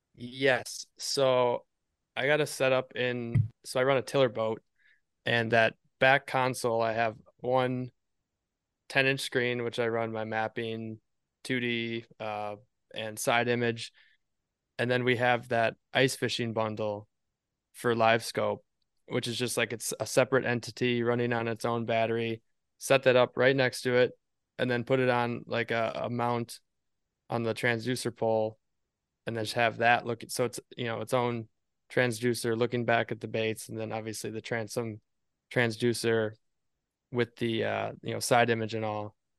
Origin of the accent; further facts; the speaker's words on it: Appleton, Wisconsin, United States; now in Eagle River, United States; we are actually born and raised in Appleton, Wisconsin, which is really close to Green Bay